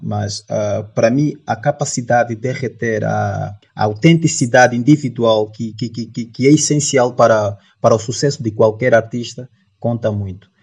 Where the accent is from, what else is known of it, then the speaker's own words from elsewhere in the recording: Luanda, Luanda Province, Angola; also born or lived in Soyo, Zaire Province, Angola; nasci na província do Zaire, município do Soio. Portanto, cresci em Luanda